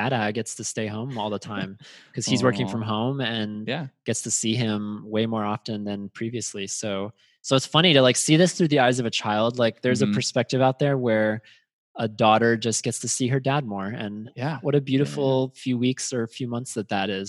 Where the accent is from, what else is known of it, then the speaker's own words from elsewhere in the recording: United States; I'm an American